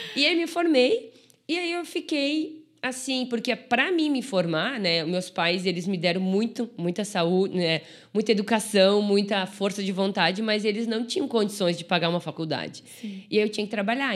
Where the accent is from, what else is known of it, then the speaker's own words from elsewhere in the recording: Brazil; eu sou de, de Caxias